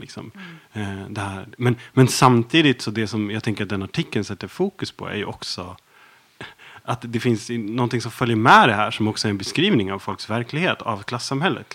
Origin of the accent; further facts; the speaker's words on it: Dalarna County, Sweden; jag är uppvuxen i Dalarna